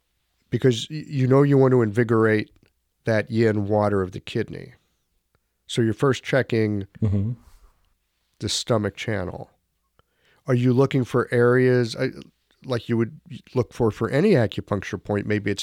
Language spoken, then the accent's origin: English; United States; I'm an American.